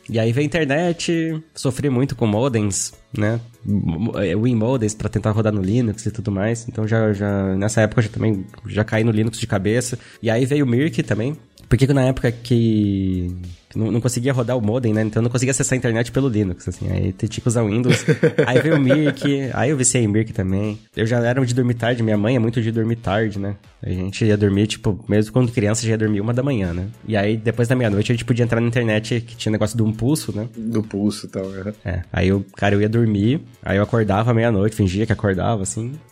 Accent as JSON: {"language": "Portuguese", "town": "Pelotas", "region": "Rio Grande do Sul", "country": "Brazil", "tie": "born there", "also_born_or_lived": "Pará / Paraná", "said": "eu nasci no Rio Grande do Sul, Pelotas. Olha só. Aí depois a gente morou no Pará, foi pro Pará"}